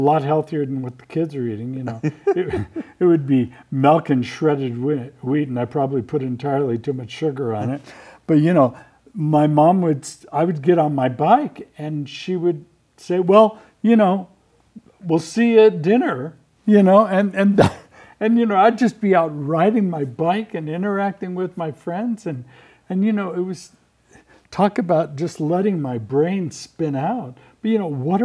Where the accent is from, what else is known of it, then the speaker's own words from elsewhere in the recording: Southern California, United States; as a kid growing up in Southern California